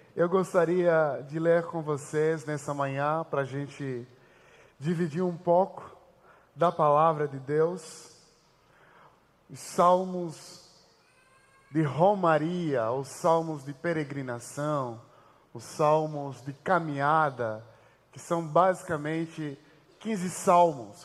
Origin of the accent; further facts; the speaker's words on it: Angola; moved away as an adult; now in Brazil; Eu vim de Angola e eu vim de uma família muito pobre, inclusive. Quando eu recebi a proposta para vir estudar o Brasil